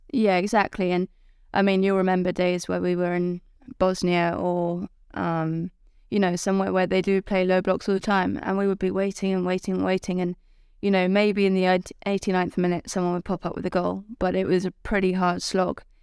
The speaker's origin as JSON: {"language": "English", "region": "England", "country": "United Kingdom", "said": "as an English person"}